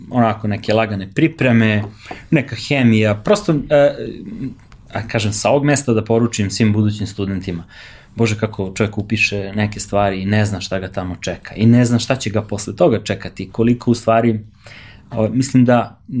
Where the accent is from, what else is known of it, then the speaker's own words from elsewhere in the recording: Stara Pazova, Vojvodina, Serbia; also born or lived in Belgrade; mi smo iz Pazove